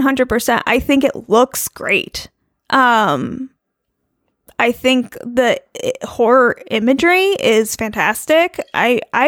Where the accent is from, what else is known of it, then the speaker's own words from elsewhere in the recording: New York, United States; I grew up in New York State